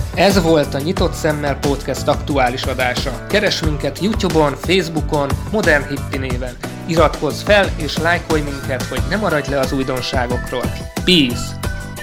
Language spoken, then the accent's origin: Hungarian; Hungary; also born or lived in Austria; magyarok vagyunk